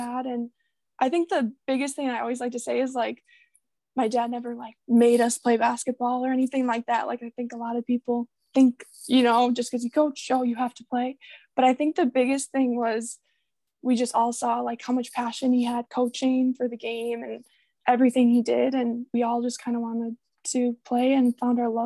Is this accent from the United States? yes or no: yes; Waupun, Wisconsin, United States; moved away as an adult; also born or lived in Kimberly, Wisconsin / Green Bay, Wisconsin; now in England, United Kingdom; I actually grew up in Waupun.